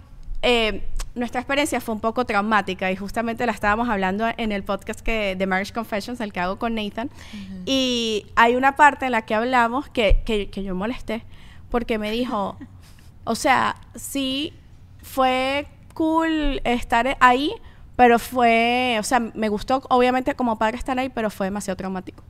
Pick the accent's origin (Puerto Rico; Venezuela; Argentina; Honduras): Venezuela; yo también tengo mis cosas como venezolana